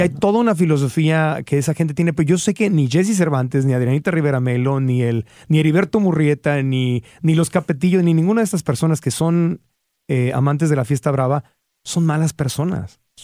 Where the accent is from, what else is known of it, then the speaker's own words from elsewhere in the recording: Tijuana, Baja California, Mexico; crecí en Tijuana